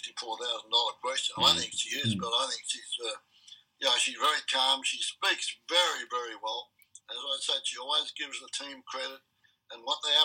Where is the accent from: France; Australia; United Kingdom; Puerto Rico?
Australia; moved away as an adult; now in United States; I'm an Australian through and through